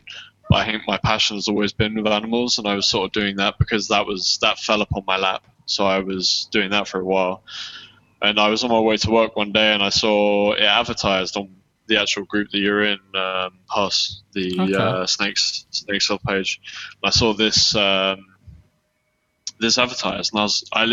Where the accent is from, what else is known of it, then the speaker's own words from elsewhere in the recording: United Kingdom; accent: south of England; moved away; I'm from Surrey in London. So Greater London.